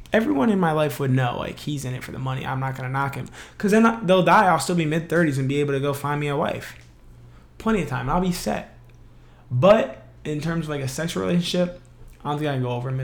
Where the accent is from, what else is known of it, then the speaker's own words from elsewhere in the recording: Columbus, Ohio, United States; also born or lived in Gahanna, Ohio; I'm from Flavortown, Ohio